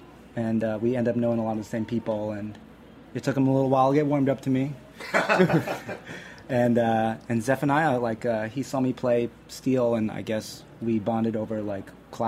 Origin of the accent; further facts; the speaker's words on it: northern New Jersey suburbs, United States; also born or lived in Brooklyn; I'm a Chinese kid from, like, the suburbs of northern New Jersey